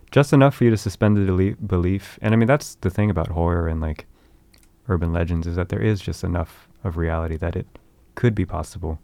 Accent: Bay Area, California, United States; in that hometown that I was from in the Bay Area

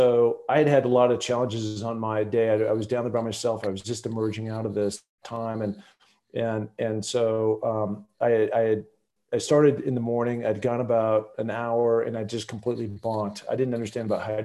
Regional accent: the Northwest, Pacific Northwest, United States; growing up in the Northwest, knowing all those different famous mountaineers, looking at Mount Rainier out my window every day

